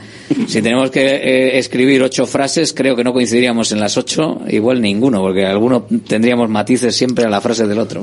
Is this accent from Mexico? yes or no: no; Galdakao, Basque Country, Spain; also born or lived in Bilbao; Yo nací en Bilbao, pero yo no soy de Bilbao, yo soy de Galdacao, nací en Bilbao.